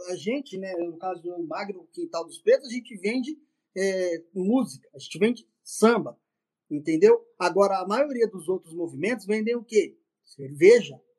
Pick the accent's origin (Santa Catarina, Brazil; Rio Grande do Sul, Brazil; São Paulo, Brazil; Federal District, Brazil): São Paulo, Brazil; somos de São Paulo, dois irmãos pretinhos de São Paulo